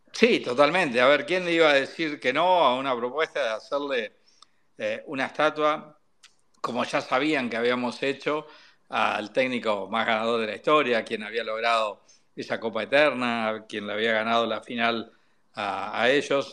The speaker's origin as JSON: {"language": "Spanish", "town": "Paraná", "region": "Entre Ríos", "country": "Argentina", "moved": "as an adult", "lives_now": "Buenos Aires, Argentina", "said": "Yo soy del interior, de Paraná, entonces venir a vivir a Buenos Aires hace más de 30 años que estoy acá"}